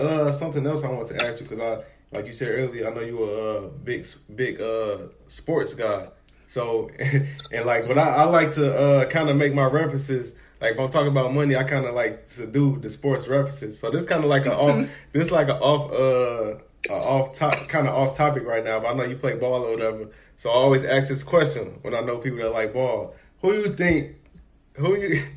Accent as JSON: {"language": "English", "town": "Chicago", "region": "Illinois", "country": "United States", "said": "I'm from Chicago"}